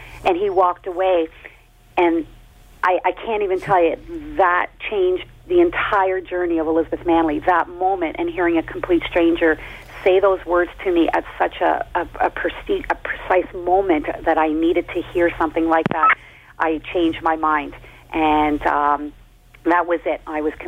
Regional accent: Canada; To be skating not only in Canada, but in my home country was every athlete's dream.

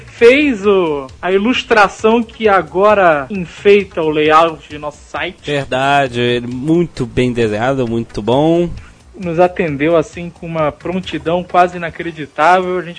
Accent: Natal, Rio Grande do Norte, Brazil; É o …, é o …. Sou de Natal.

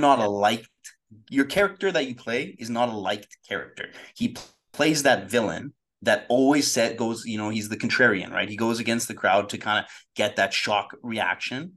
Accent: Canada; growing up in Canada

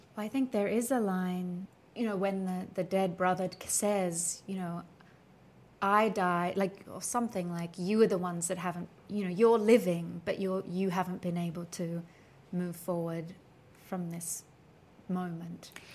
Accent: Australia; as an Australian

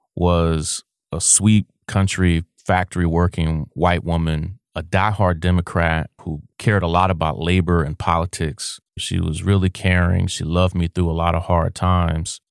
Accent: Kentucky, United States; We're from a small town in Kentucky

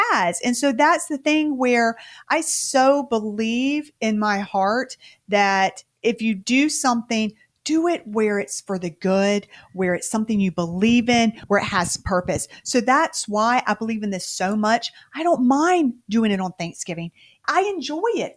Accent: the South, United States; we're from the South

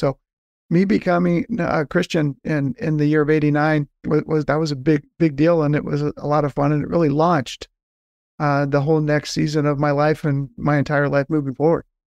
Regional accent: Southern California, United States; moved away as an adult; now in Atlanta, United States; born and raised in Southern California

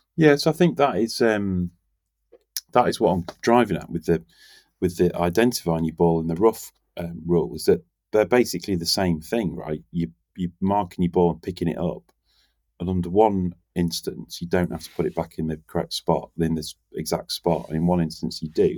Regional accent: England, United Kingdom; We're English

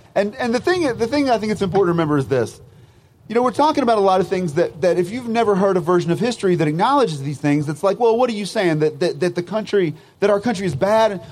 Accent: United States; as an American

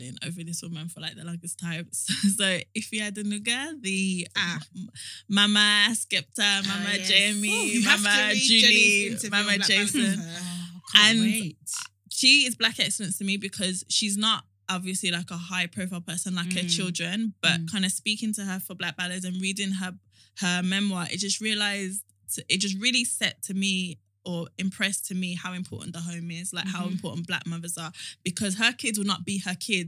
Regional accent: United Kingdom; our story as Black British people

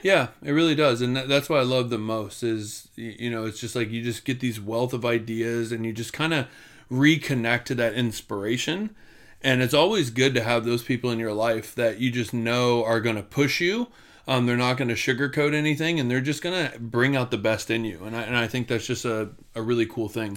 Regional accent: Florida, United States; we grew up together in Florida

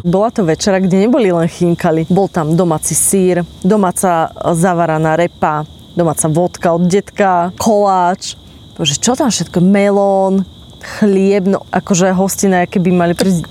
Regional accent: Slovakia; my sme Slováci, ktorí sme vedľa Ukrajiny

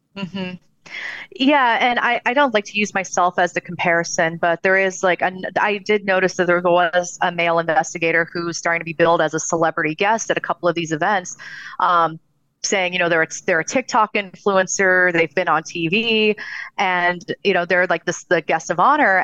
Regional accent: Southern California, United States; I'm originally from Southern California

